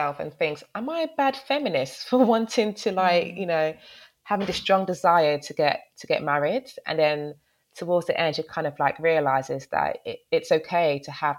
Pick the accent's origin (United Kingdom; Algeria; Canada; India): United Kingdom; London; I grew up in Peckham for the first 13 years of my life